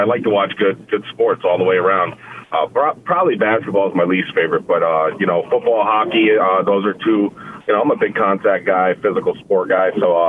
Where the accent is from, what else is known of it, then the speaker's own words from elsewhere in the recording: New York City, New York, United States; I'm from Queens. Like, you know, gunfire is not a new thing to me.